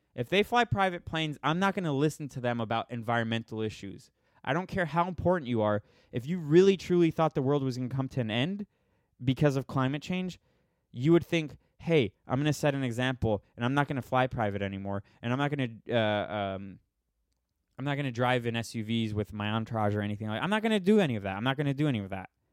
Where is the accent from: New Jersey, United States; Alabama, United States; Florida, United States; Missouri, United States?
Florida, United States; I'm from Florida